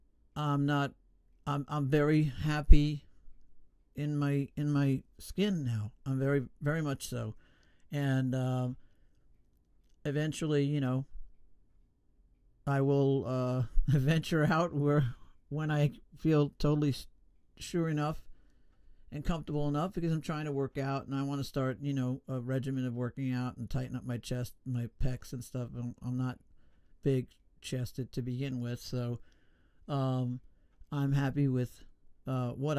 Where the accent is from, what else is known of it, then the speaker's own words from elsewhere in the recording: New York, United States; I was born in New York, born and raised